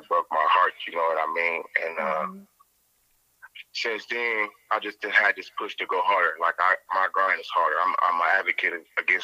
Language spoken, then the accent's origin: English; Canton, United States; growing up in Canton